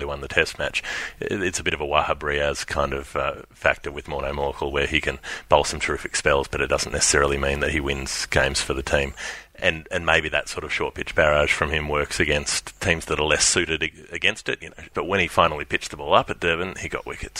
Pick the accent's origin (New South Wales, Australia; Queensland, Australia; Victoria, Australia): Victoria, Australia; Melbourne; We're both from Melbourne